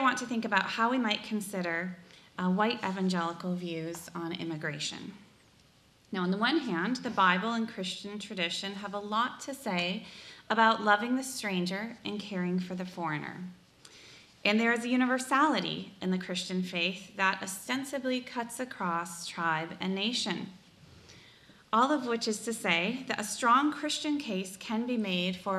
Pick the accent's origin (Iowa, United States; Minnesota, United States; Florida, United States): Iowa, United States; Sioux County; moved away; I grew up in Sioux County, Iowa, one of the reddest counties in the nation